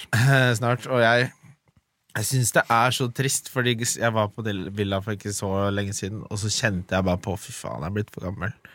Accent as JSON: {"language": "Norwegian", "region": "Oslo", "country": "Norway", "tie": "born or raised there", "said": "der jeg vokste opp i Oslo, på Lindern, liksom, på Adamstuen"}